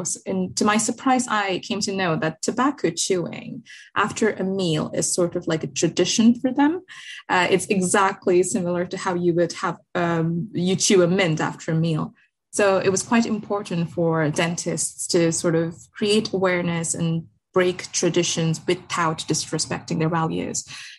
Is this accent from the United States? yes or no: no; India; also born or lived in Muscat / Dubai; I'm from India, born and raised in Muscat, Dubai.